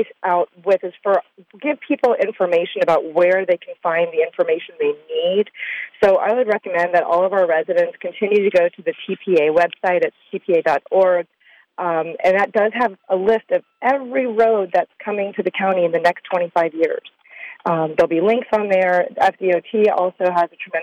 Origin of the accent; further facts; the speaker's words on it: Palm Beach Gardens, Florida, United States; my hometown